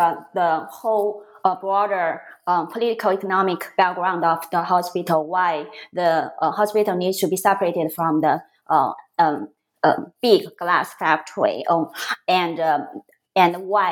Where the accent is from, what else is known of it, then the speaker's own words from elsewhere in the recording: a coastal city in northern China, China; moved away; a coastal city in northern China, so my hometown